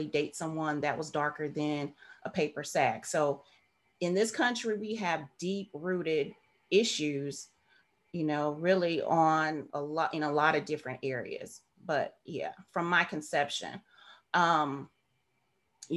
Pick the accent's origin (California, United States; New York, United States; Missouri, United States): Missouri, United States; St. Louis; I was born and raised in St. Louis, Missouri